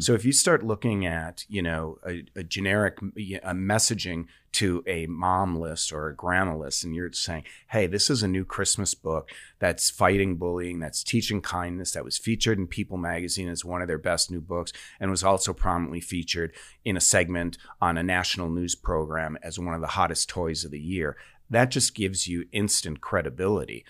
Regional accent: Sheboygan, Wisconsin, United States; my hometown newspaper, the Sheboygan Press

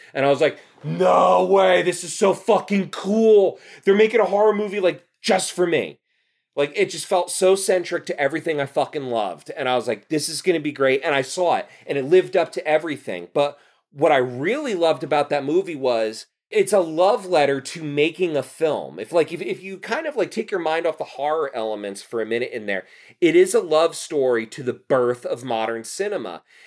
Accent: Union County, New Jersey, United States; also born or lived in Clark, New Jersey / Rahway, New Jersey; growing up in New Jersey, like, in Union County

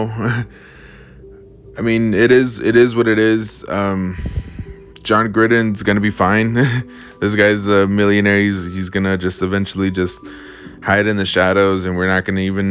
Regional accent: Las Vegas, Nevada, United States; my hometown here in Vegas

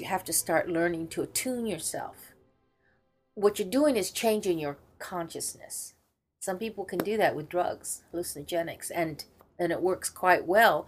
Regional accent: Wales, United Kingdom; I'm, I'm Welsh, but I, it's difficult to pronounce. all right. No, I don't speak it.

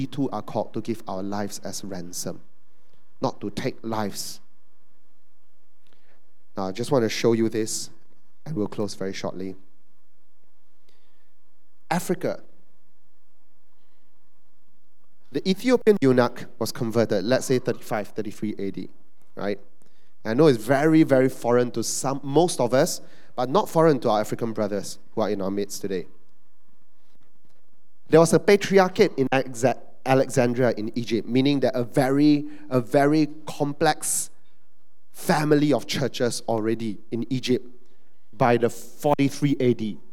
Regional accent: Malaysia; we're Malaysian Chinese

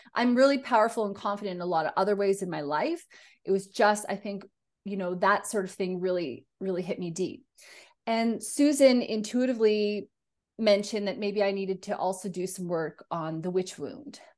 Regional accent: Canada; now in Australia; being Canadian in Australia

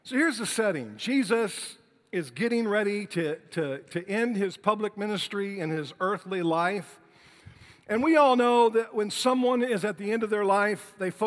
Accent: Detroit, Michigan, United States; Detroit, Michigan, my hometown

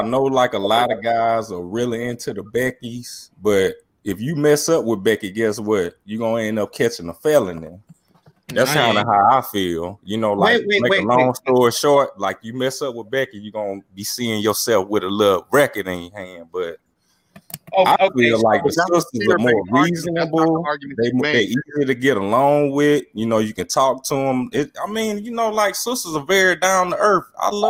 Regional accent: the South, United States; I'm a black man that's almost 40 years old, and you know, I'm from the South.

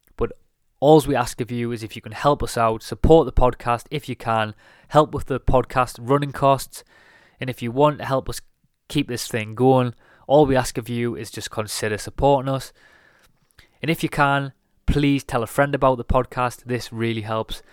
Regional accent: Durham, North East England, United Kingdom; moved away as an adult; now in London, United Kingdom; I'm currently originally from Durham

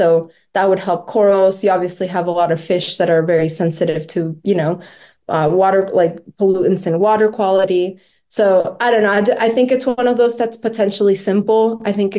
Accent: Florida, United States; I grew up in Florida, and I follow the news there a lot.

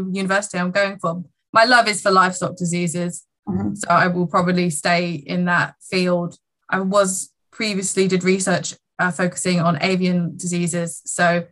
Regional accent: England, United Kingdom; university college in England. So I get to stay in my home country.

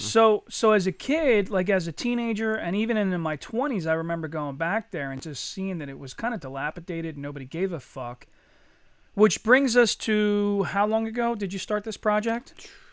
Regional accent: Eddystone, Pennsylvania, United States; me and Chuck, we grew up in Eddystone together

